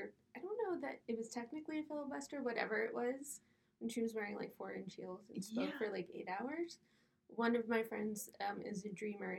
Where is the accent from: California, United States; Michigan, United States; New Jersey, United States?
New Jersey, United States; also born or lived in Pittsburgh; now in Los Angeles, United States; I am originally from New Jersey. I just moved here in the fall. I was in Pittsburgh before this.